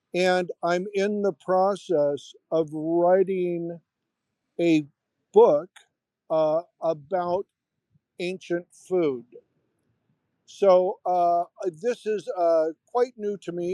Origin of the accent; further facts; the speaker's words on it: United States; moved away as an adult; also born or lived in Hollywood; now in Sinop, Turkey; I'm an American who worked in Hollywood for 30 years, and I now live on a in, on the Black Sea in a small fishing town called Sinope